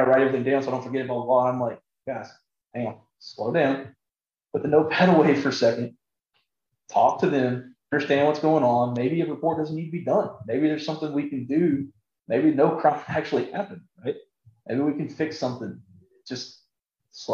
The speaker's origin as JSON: {"language": "English", "region": "South Texas", "country": "United States", "said": "I'm from South Texas"}